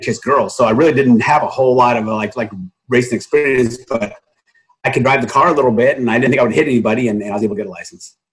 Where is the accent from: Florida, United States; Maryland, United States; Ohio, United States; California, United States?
California, United States; Southern; I grew up in Southern California